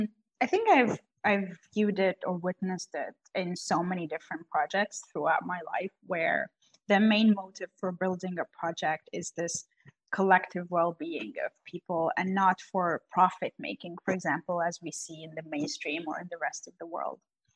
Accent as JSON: {"language": "English", "country": "Lebanon", "tie": "born or raised there", "said": "you can't say you're from Lebanon where you've spent your entire life because simply you're not acknowledged there even as a citizen or a resident. I mean, we're actually acknowledged in Lebanon as a specific type"}